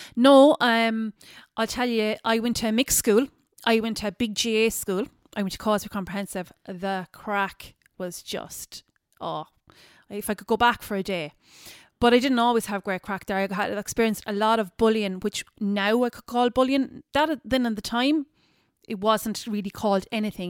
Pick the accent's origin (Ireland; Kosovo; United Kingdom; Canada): Ireland; Ballyduff, Munster; also born or lived in New York; I'm originally from Kerry. I'm from a small village, um, a G A village called Ballyduff. So, um, grew up there